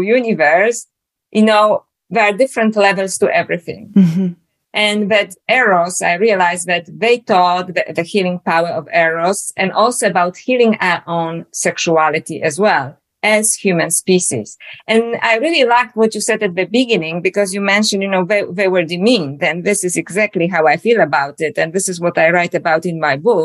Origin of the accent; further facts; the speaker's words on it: Poland; now in Australia; as you can hear from my accent, I was born in Poland originally. Now I live in Australia.